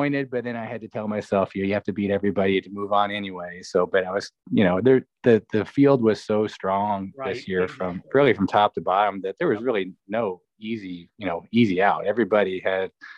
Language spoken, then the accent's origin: English; Ottumwa, Iowa, United States; I was born and raised in Ottumwa